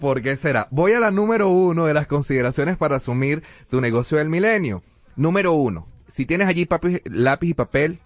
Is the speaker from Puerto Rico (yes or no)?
no; Venezuela; nuestro país, en Venezuela